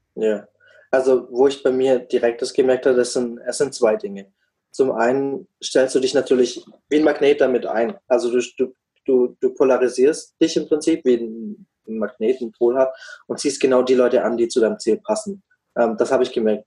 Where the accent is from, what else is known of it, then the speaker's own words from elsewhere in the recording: Black Forest, Baden-Württemberg, Germany; moved away as an adult; also born or lived in Freiburg; now in United States; ich komme ursprünglich auch aus, ähm, aus einer ganz ähnlichen Richtung wie, wie der Dom aus dem Schwarzwald, aus einem ganz kleinen Kaff